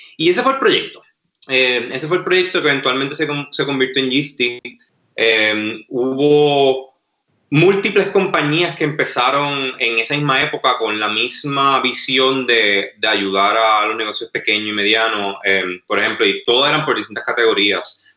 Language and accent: Spanish; Mayagüez, Puerto Rico; also born or lived in Massachusetts / Wisconsin / Madrid / California; yo soy nativo de Mayagüez, eh, nacido y criado